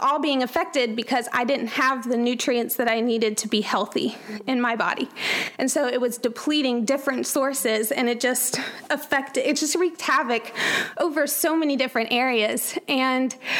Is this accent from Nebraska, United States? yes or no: no; Atlanta, Georgia, United States; moved away; I grew up in Atlanta, Georgia, with a wonderful family